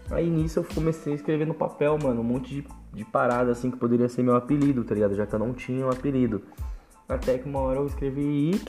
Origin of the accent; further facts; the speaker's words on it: São Paulo, Brazil; eu sou da Zona Norte de São Paulo, Vila Nova Cachoeirinha, hum, exatamente do Jardim Santa Cruz, né? Tenho 25 anos